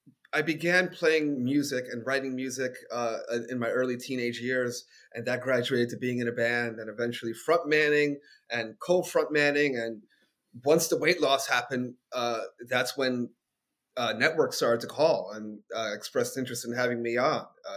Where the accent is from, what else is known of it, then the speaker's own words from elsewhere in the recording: Bronx, New York, United States; I'm from the Bronx, but you guys have been through some shit.